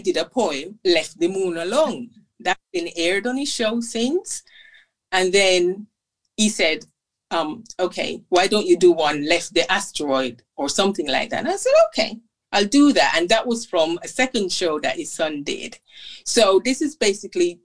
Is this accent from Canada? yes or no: no; Jamaica; since I was growing up in Jamaica